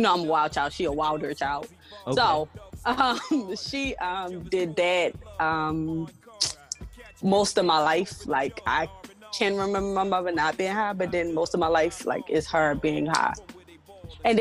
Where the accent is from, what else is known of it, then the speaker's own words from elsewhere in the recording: Baltimore, Maryland, United States; I grew up in Baltimore City